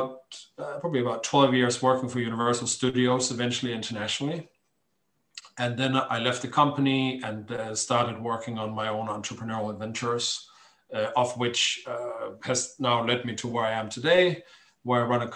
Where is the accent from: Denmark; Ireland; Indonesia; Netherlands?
Denmark; moved away as an adult; I'm Danish. I grew up on the Danish West Coast in a hamlet.